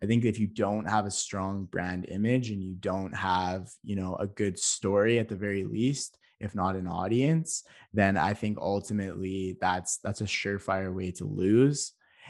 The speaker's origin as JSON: {"language": "English", "country": "Canada"}